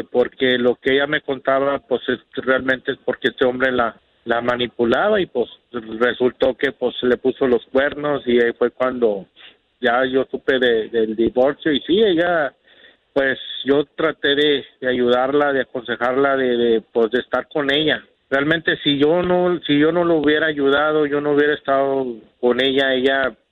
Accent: Laredo, Texas, United States; No, yo soy, yo soy de Laredo, Texas.

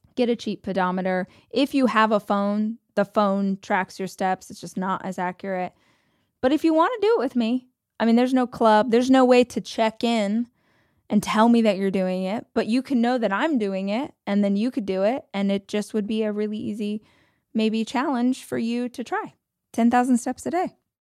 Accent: United States; I'm American

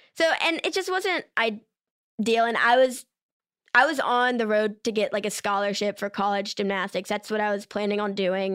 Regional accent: Maryland, United States; accent: Maryland accent; I'm from Maryland

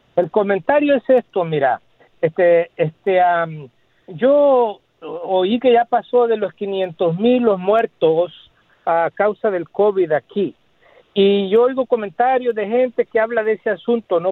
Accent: El Salvador; now in United States; yo soy del Salvador. Tú sabes que en El Salvador hubo una guerra, Y yo estuve viviendo allá en tiempo de la guerra

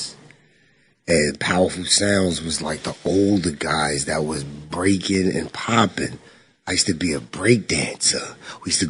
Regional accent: Roosevelt, New York, United States; also born or lived in Central Islip, Suffolk County, New York; I'm from Roosevelt. Like I said, I was born in Meadowbrook Hospital, Nassau.

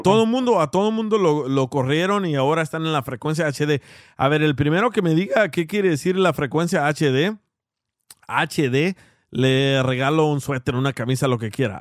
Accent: El Salvador; yo soy salvadoreño.

